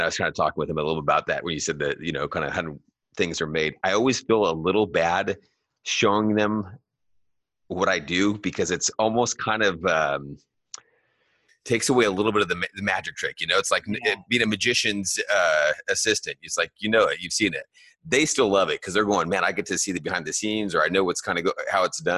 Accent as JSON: {"language": "English", "country": "United States", "tie": "born or raised there", "said": "growing up in America"}